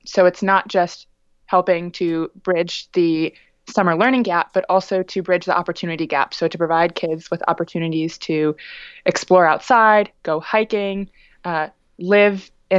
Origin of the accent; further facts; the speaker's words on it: London, United Kingdom; born there; So I was born in London, actually.